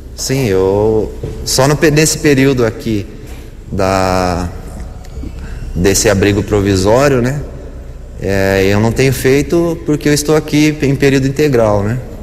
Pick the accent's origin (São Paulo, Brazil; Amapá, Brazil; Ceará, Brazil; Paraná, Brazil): São Paulo, Brazil; Mogi Guaçu; also born or lived in Campinas; now in Americana, Brazil; Sou de Mogi Guaçu